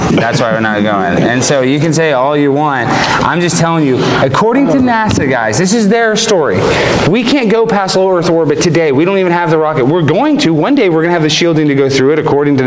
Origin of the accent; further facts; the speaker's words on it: Texas, United States; accent: Texas twang; I'm Texas twang